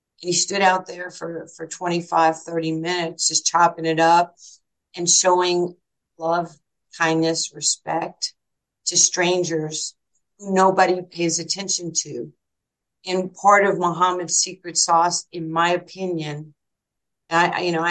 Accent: New York City, New York, United States; moved away; I was like this little poor Jewish kid growing up in New York with no food, no father, no heat, no electricity

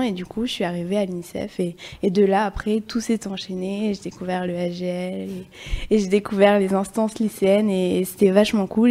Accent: Limoges, Nouvelle-Aquitaine, France; moi je viens de Limoges

